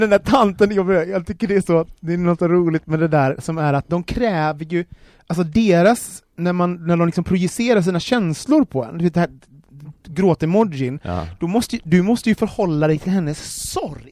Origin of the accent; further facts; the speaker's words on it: Gothenburg, Västra Götaland, Sweden; jag är uppvuxen i orten i Göteborg